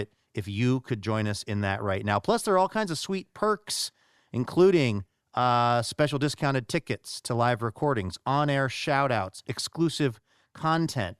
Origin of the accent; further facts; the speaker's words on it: the Northwest, Pacific Northwest, United States; I grew up in the Northwest